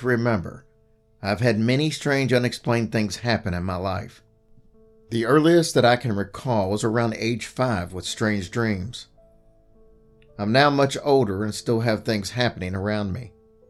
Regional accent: Albuquerque, New Mexico, United States; I grew up in Albuquerque, New Mexico. I grew up very close to the zoo, with a ditch in the Rio Grande River that ran along the zoo.

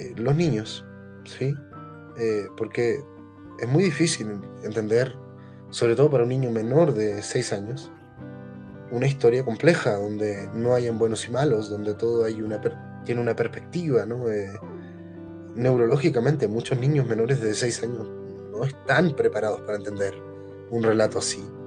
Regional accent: Chile; yo como chileno pertenezco al país que tiene la más grande colonia palestina en el mundo

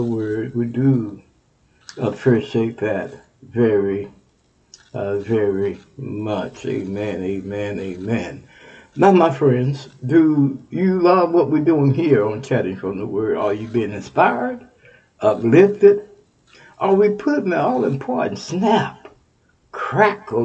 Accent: Texas, United States; Texas, my home state

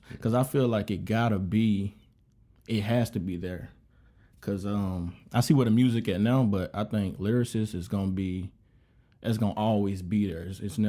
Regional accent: Monroe, Louisiana, United States; moved away as an adult; now in Savannah, United States; I'm from originally Monroe, Louisiana, 318 Stand Up.

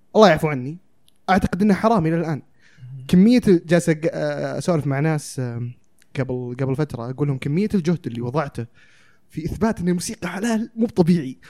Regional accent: Saudi Arabia; عندنا في السعودية

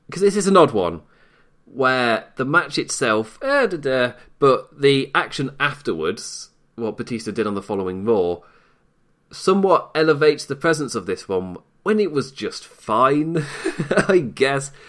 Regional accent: United Kingdom; I am British

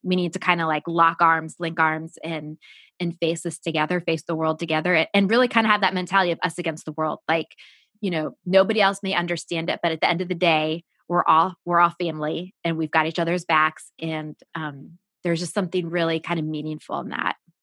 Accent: United States; I grew up just outside Washington, D C.

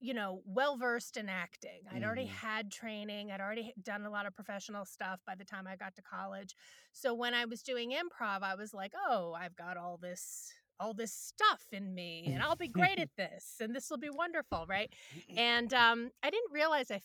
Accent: New York City, New York, United States; growing up in New York City

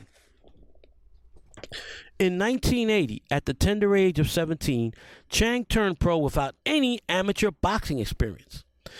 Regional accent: New York City, New York, United States; growing up in the South Bronx

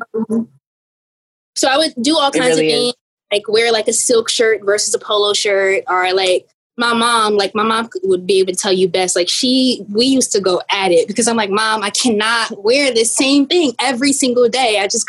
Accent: East Orange, New Jersey, United States; So I'm from East Orange, New Jersey, which has always been the seed of my inspiration.

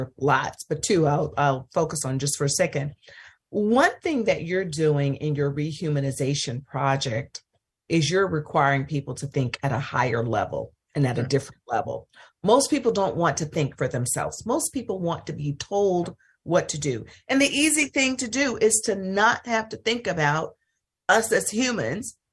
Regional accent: Mississippi, United States; I'm from Mississippi

